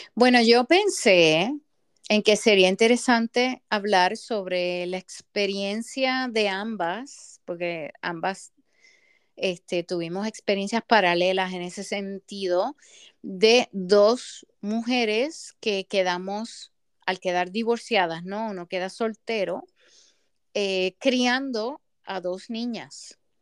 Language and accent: Spanish; Puerto Rico; moved away as an adult; also born or lived in Massachusetts, United States; yo regreso a Puerto Rico